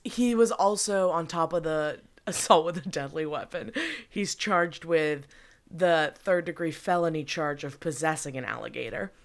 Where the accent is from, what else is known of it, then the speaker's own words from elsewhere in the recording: New York, United States; I really missed out growing up in New York.